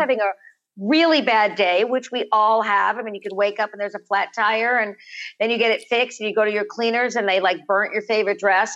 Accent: Los Angeles, California, United States; born or raised there

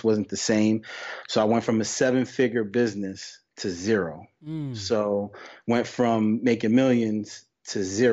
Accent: New York, United States; born and raised in New York

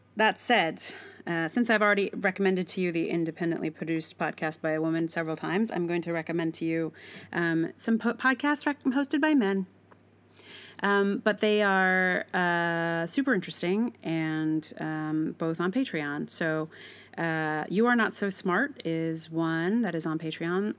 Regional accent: the South, United States; I'm from the South

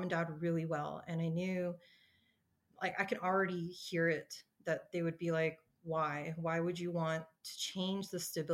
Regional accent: Colorado, United States; being born and raised in Colorado, I've spent most of my life here, well, all of my life here

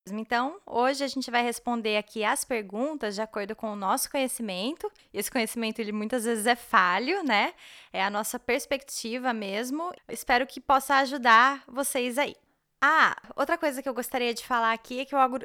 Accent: Brazil; first language Portuguese; moved away as an adult; now in Germany; eu sou brasileira e moro na Alemanha

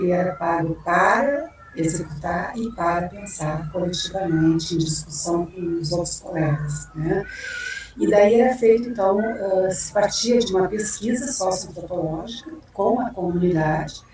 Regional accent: Rio Grande do Sul, Brazil; moved away as an adult; also born or lived in Porto Alegre; now in Vitória, Brazil; Eu atuei como professora no município de Porto Alegre, que atualmente eu moro em Vitória, mas eu sou gaúcha

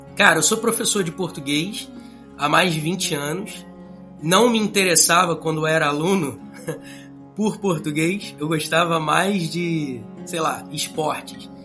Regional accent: Rio de Janeiro, Brazil; sou carioca

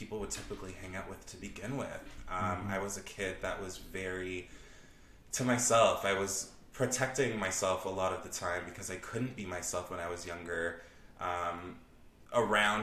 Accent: Toronto, Ontario, Canada; I am from Scarborough. I'm born and raised in Scarborough.

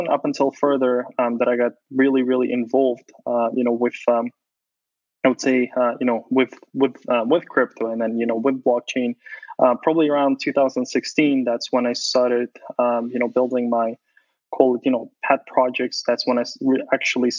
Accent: Ukraine; moved away; I was born in Ukraine

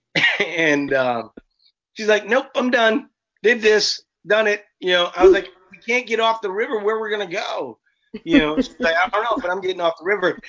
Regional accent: New Orleans, Louisiana, United States; now in Minnesota, United States; I live in Minnesota, but I'm actually not from Minnesota. Mm-hmm. I'm from New Orleans

